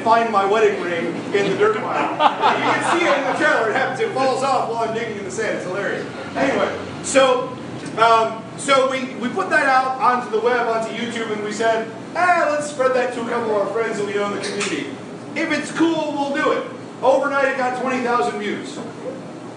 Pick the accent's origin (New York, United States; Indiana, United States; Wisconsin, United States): New York, United States; Syracuse; moved away as an adult; now in Florida, United States; I'm from Syracuse, New York.